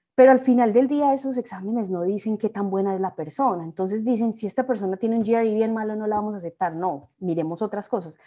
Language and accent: Spanish; Colombia; moved away as an adult; also born or lived in Mexico City, Mexico / Urbana-Champaign, United States; now in Chicago, United States